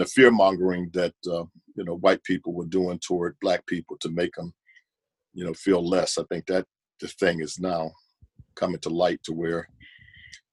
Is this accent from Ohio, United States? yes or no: yes; Warrensville Heights, Ohio, United States; also born or lived in Nashville, Tennessee; my own experience growing up in Warrensville Heights was a mixed community as well.